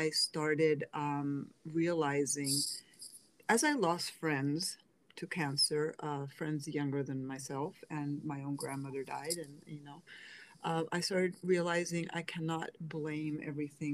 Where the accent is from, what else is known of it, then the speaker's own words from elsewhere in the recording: Spain; moved away as an adult; also born or lived in Pennsylvania, United States / Seville, Spain; now in United States; Was born in Spain, grew up in Pennsylvania, but after the separation, my sister and I ended up with my dad in Spain and with my grandmother, and she was the one who raised us.